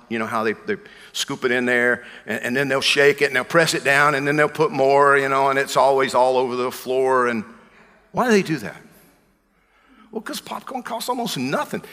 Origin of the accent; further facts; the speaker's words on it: Georgia, United States; I'm from Georgia.